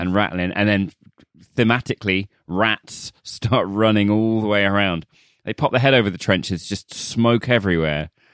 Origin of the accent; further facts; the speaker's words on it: United Kingdom; as a British person